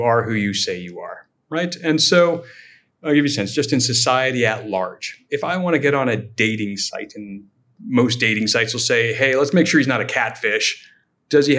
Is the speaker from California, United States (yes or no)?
yes; Silicon Valley, California, United States; born and raised in Silicon Valley